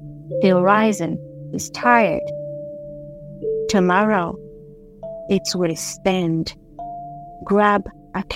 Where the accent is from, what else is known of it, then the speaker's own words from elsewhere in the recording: DR Congo; now in Dublin, Ireland; I am a poet from the Democratic Republic of Congo, based in Ireland, in Dublin